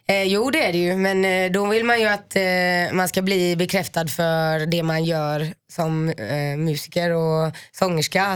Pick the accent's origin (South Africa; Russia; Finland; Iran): Finland; jag är finne.